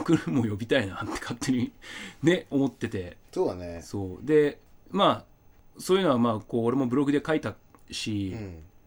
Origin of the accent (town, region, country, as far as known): Asahikawa, Hokkaido, Japan; born or raised there